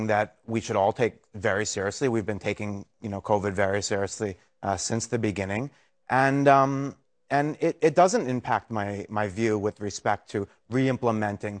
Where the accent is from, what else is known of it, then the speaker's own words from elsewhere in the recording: New York City, New York, United States; I'm a lifelong New Yorker. I was born and raised in Greenwich Village